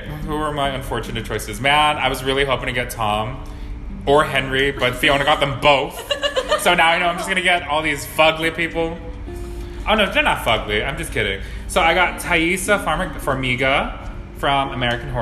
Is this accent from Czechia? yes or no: no; Guam; we are from Guam.